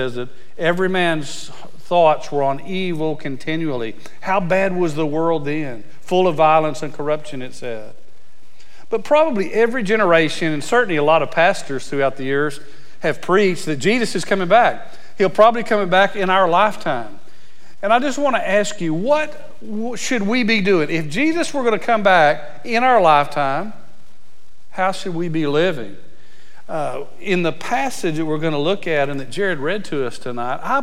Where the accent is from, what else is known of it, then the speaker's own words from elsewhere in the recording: Abilene, Texas, United States; I was born in Abilene, Texas